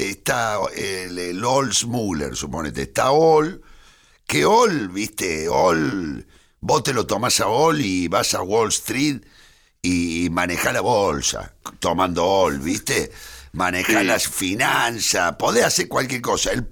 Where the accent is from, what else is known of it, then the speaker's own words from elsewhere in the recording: Argentina; Sí, soy muy argentino.